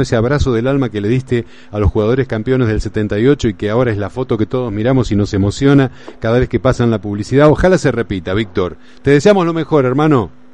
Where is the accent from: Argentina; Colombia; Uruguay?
Argentina; con lo cabuleros que somos los argentinos y los futboleros